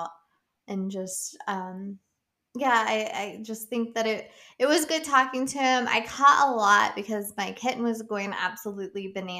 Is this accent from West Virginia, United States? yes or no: yes; West Virginia, United States; I'm from West Virginia